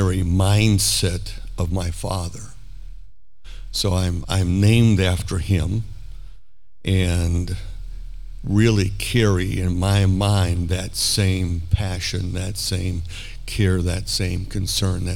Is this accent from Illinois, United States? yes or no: no; Milwaukee, Wisconsin, United States; I grew up in Milwaukee, Wisconsin, in a German part of the country